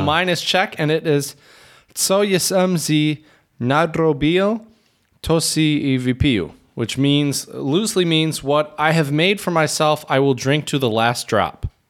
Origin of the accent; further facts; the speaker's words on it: Michigan, United States; moved away as an adult; now in Czech Republic; I was from Michigan